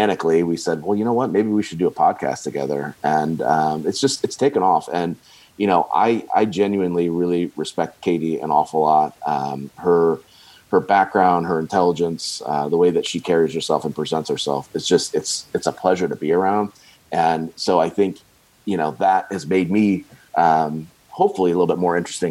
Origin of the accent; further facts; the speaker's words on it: Bowling Green, Ohio, United States; now in Fishers, United States; my hometown of Bowling Green, Ohio